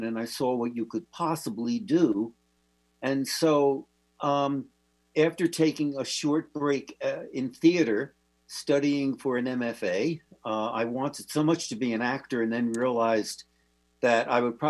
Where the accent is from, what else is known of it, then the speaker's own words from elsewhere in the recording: New Jersey, United States; moved away; I grew up in New Jersey. I left New Jersey to go to a Catholic seminary